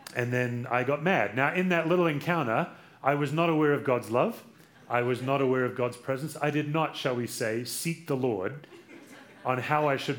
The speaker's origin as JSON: {"language": "English", "country": "Australia", "moved": "yes", "lives_now": "United States", "said": "I'm from Australia"}